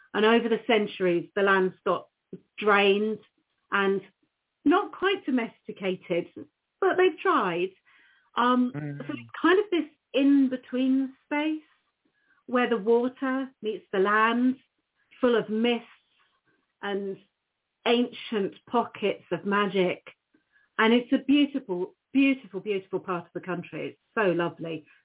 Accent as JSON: {"language": "English", "country": "United Kingdom", "lives_now": "Norfolk, United Kingdom", "said": "I'm a British witch"}